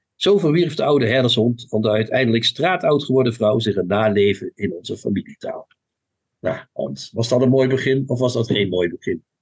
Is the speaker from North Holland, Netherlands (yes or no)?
no; Limburg, Netherlands; mijn Limburgse afkomst. Hè? Ik ben een zoon van Limburg.